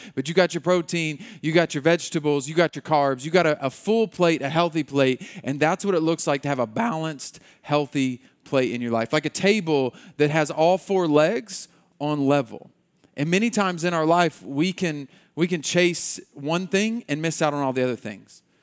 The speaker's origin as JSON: {"language": "English", "country": "United States"}